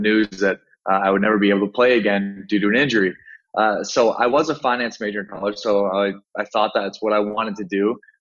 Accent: Sioux Falls, South Dakota, United States; moved away as an adult; also born or lived in Miami; I was in my hometown in Sioux Falls, South Dakota, in the United States

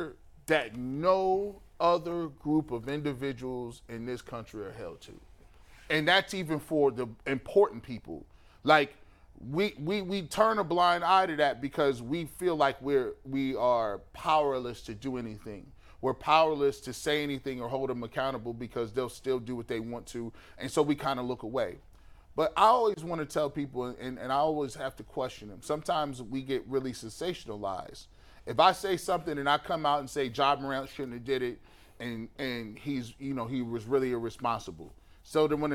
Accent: United States

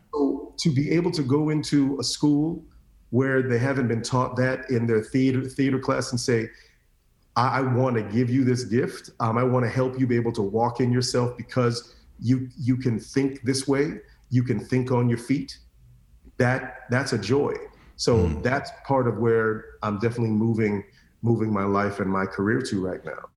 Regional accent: Orlando, Florida, United States; growing up in Orlando in the late 80s, early 90s

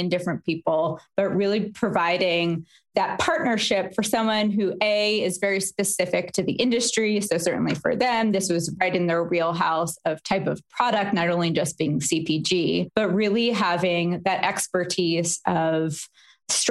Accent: Philadelphia, Pennsylvania, United States; also born or lived in New York; I'm from Philadelphia

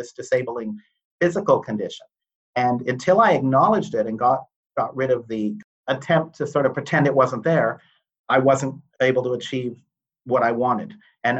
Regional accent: Toronto, Ontario, Canada; I grew up in Toronto

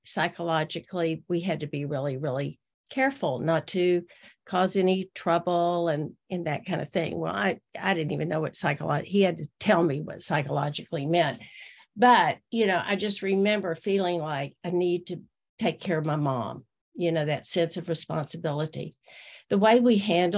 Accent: Austin, Texas, United States; I was born in Austin, Texas in 1951

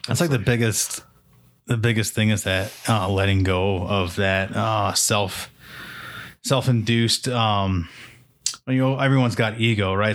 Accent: New Hampshire, United States; I grew up in New Hampshire

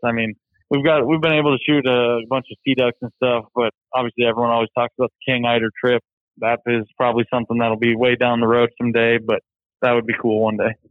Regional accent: North Dakota, United States; growing up in North Dakota, you learn all about values and hard work

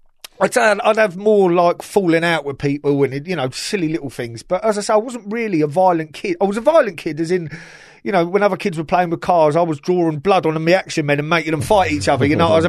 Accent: South East England, United Kingdom; I got done for joy riding a fucking push bike growing up in Hampshire, you know.

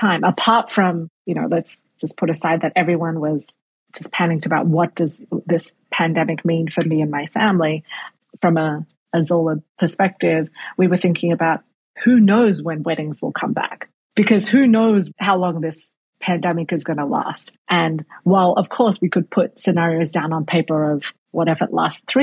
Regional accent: Australia; moved away; I grew up in Australia

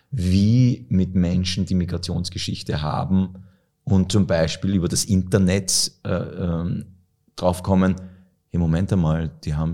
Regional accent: Austria; also born or lived in Egypt; und ich bin in Österreich Gott sei Dank groß geworden

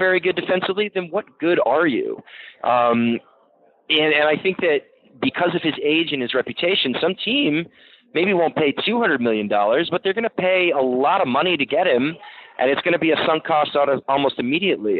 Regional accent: New England, United States; I grew up in New England

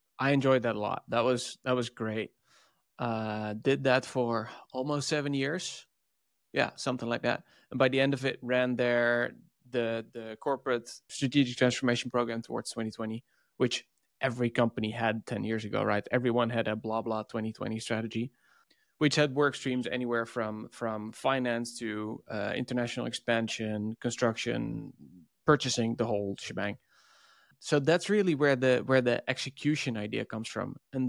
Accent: Netherlands; And I'm from the Netherlands.

